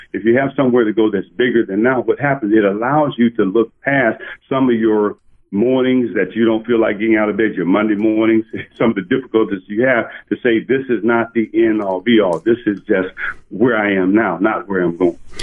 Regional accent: Parkdale, Arkansas, United States; moved away; I grew up in Parkdale, Arkansas, where then the population was 425

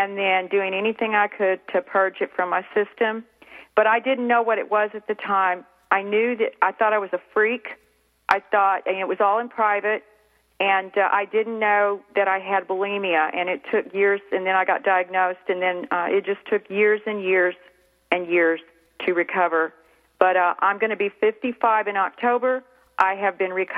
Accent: Clovis, New Mexico, United States; now in North Texas, United States; I grew up in Clovis, New Mexico.

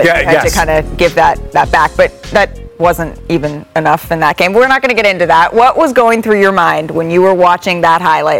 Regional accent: Oakland, California, United States; So I grew up in Oakland.

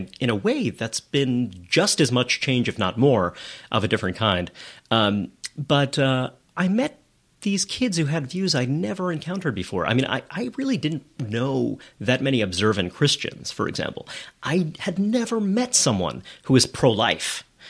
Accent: New York City, New York, United States; I grew up in Brooklyn. I grew up in Kensington from 9 until I left home for college. And I grew up in Borough Park, a neighborhood that has changed quite a lot.

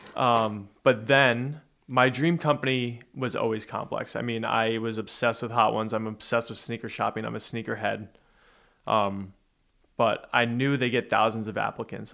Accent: New Jersey, United States; I grew up in Jersey

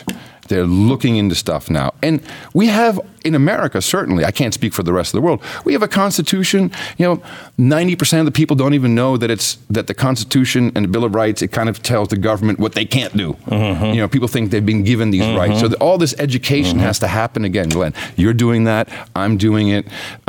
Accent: Netherlands; I grew up in the Netherlands. You know, I moved there when I was right after the radio, my transistor radio, mm-hmm. 7 years old. And it was a socialist country.

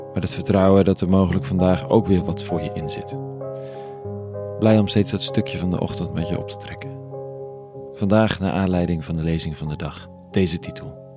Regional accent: Netherlands; als Nederlanders

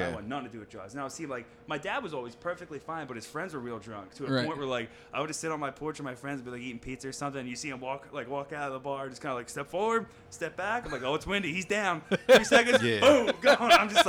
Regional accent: Philadelphia, Pennsylvania, United States; I grew up in Bridesburg

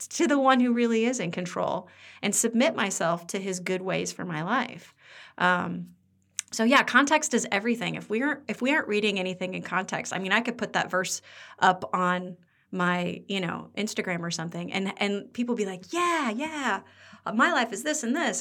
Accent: Midwest, United States; moved away as an adult; also born or lived in Pennsylvania; we're from the Midwest

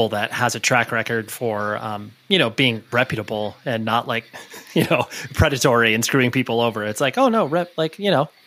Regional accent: Southern California, United States; born or raised there; also born or lived in Orange County / Newport Beach

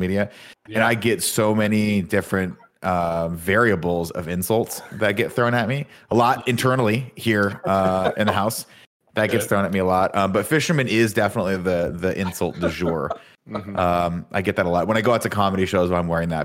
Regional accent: Riverside, California, United States; now in San Francisco, United States; people go, "Where are you from?" and I go Riverside

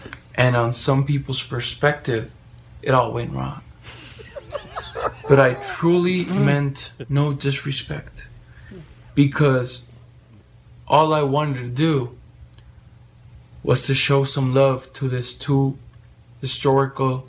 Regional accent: Calexico, California, United States; also born or lived in Mexicali, Baja California, Mexico; I was studying my elementary school September 11, 2001 in Calexico, California

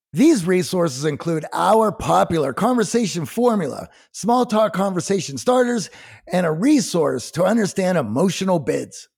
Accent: Midwest, United States; growing up in the Midwest and having factory dads

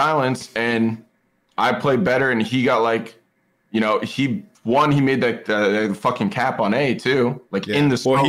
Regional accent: Seattle, Washington, United States; I'm from Seattle.

